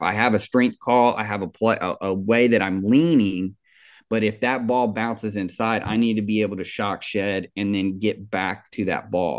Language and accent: English; Kansas City, Missouri, United States; I grew up in Kansas City